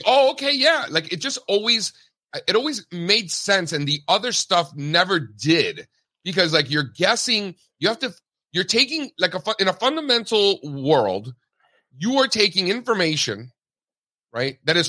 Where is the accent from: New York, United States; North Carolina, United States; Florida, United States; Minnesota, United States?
Florida, United States; Miami; I grew up an Orioles fan because I grew up in Miami.